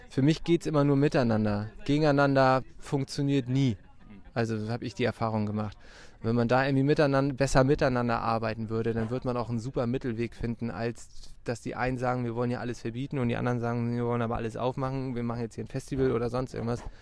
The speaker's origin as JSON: {"language": "German", "town": "Meldorf", "region": "Schleswig-Holstein", "country": "Germany", "tie": "born or raised there", "moved": "as an adult", "said": "Also ich bin auch aus Meldorf irgendwie so und habe jetzt nur die letzten 14 Jahre in Hamburg gelebt. Also bin halt wegen der Ausbildung nach Hamburg gegangen. Wir sind ja echt alle irgendwie aus Meldorf also ich bin hier groß geworden an diesem Ort"}